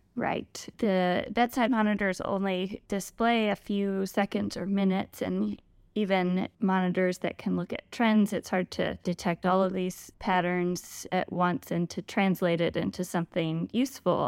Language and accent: English; Richmond, Virginia, United States; also born or lived in Lexington, Virginia / Charlottesville, Virginia; So I was born and raised in Virginia. I've started out in Richmond